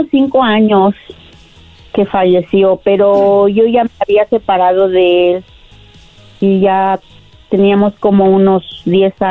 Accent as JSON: {"language": "Spanish", "region": "Puebla", "country": "Mexico", "said": "De la Sierra de Puebla."}